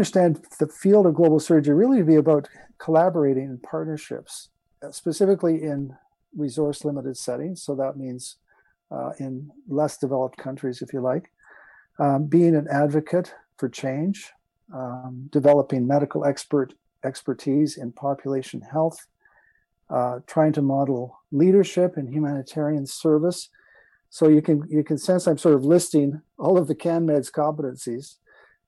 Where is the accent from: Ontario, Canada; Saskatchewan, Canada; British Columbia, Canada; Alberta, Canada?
Ontario, Canada; Hamilton; moved away as an adult; also born or lived in Calgary; I grew up in Hamilton, and I was the oldest son of the first pediatric surgeon at McMaster.